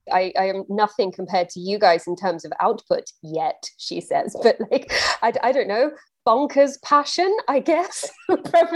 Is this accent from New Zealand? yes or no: no; England, United Kingdom; I'm English, and period dramas are baked into our pop culture